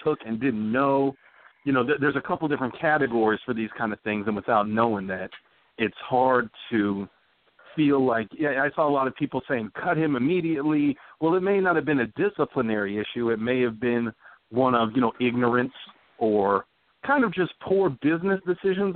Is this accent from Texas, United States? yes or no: yes; Texas, United States; I'm from Texas